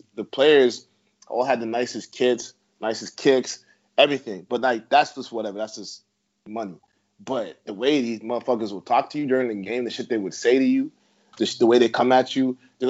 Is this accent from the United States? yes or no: no; Brampton, Ontario, Canada; also born or lived in Toronto; growing up in Brampton and Toronto, I thought like everywhere else was as multicultural as this pocket.